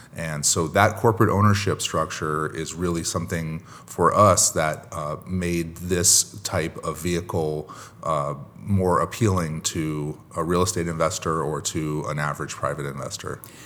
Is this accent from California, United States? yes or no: yes; Long Beach, California, United States; here in my hometown of Long Beach, California